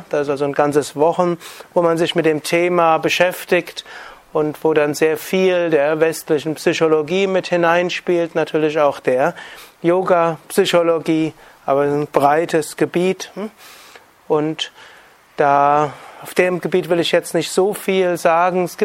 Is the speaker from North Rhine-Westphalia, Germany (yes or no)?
yes; North Rhine-Westphalia, Germany; da, wo ich herkomme, jetzt in Nordrhein-Westfalen, Ruhrgebiet 20 Prozent Arbeitslosigkeit in großen Teilen